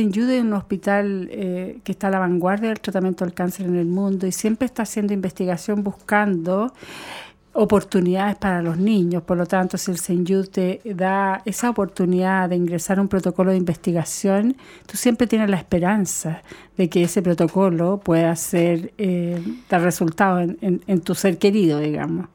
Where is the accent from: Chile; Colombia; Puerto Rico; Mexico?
Chile; los niños en mi país